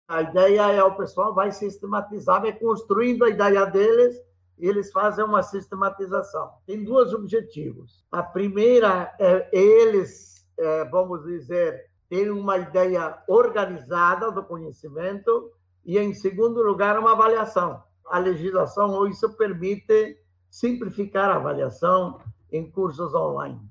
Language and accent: Portuguese; Brazil; Somos brasileiros